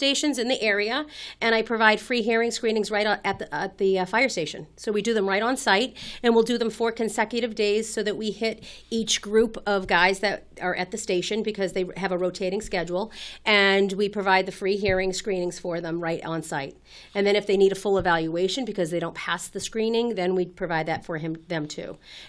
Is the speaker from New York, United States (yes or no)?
no; Winchester, Massachusetts, United States; also born or lived in Rhode Island; I grew up in Winchester.